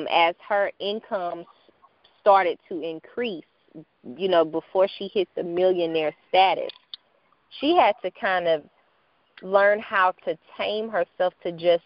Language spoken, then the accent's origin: English; St. Louis, Missouri, United States; my hometown of St. Louis